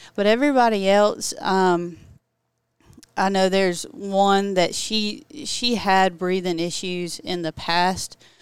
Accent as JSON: {"language": "English", "town": "Ashburn", "region": "Georgia", "country": "United States", "also_born_or_lived": "Valdosta, Georgia", "said": "I'm actually from Turner County, Georgia, very small, if anybody knows where that's at. It's Ashburn"}